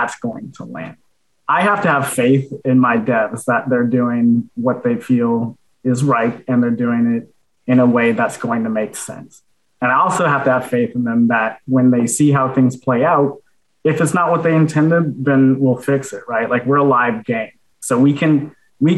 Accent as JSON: {"language": "English", "country": "United States", "accent": "American", "said": "I have an American accent"}